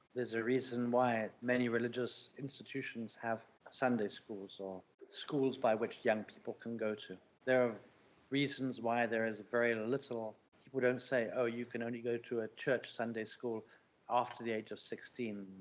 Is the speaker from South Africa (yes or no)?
yes; South Africa; moved away; my reaction to being South African